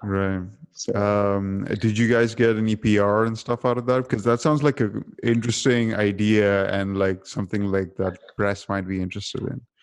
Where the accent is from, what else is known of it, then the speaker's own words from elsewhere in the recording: Dubai, United Arab Emirates; because I grew up in Dubai